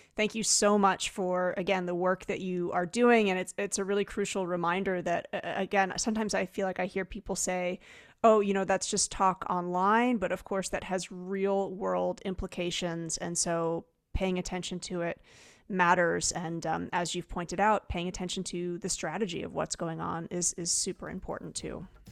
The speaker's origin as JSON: {"language": "English", "region": "New Jersey", "country": "United States", "said": "I'm from New Jersey"}